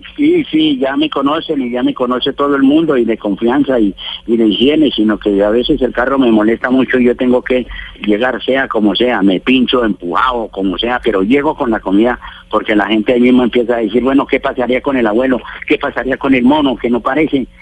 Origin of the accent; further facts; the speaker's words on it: El Cocuy, Boyacá, Colombia; yo soy del Cocuy acá